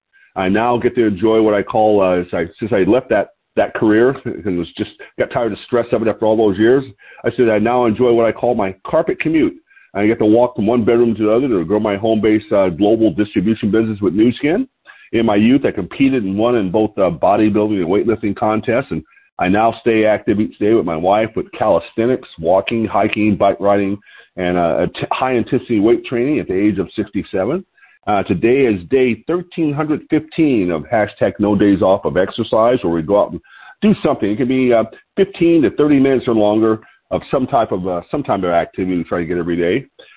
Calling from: Lompoc, California, United States

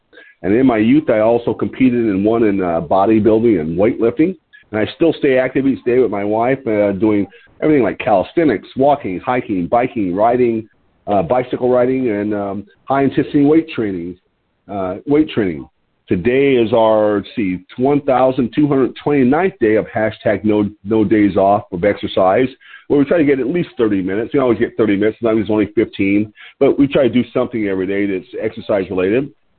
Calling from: Lompoc, California, United States; I'm your host today. I'm calling from Lompoc, California. L-O-M-P-O-C, Lompoc, California.

